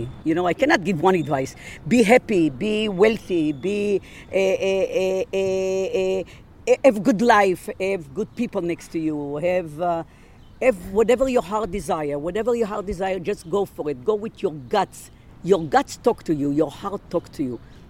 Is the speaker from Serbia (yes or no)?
yes; Serbia; born there; English is a second language; I was born in Yugoslavia, so I know Serbian. I know it, let's say, not fluently. I speak Hebrew. I speak Spanish. I speak English.